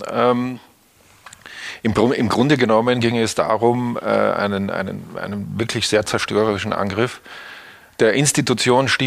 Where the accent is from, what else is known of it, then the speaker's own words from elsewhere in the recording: Austria; moved away; Österreich aus, wo ich aufgewachsen bin, nach Hamburg geschickt haben